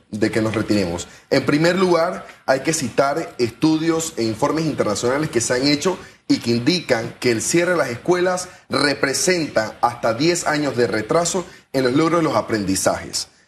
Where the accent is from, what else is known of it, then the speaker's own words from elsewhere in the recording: Panama; ese es nuestro compromiso como panameño y como panameña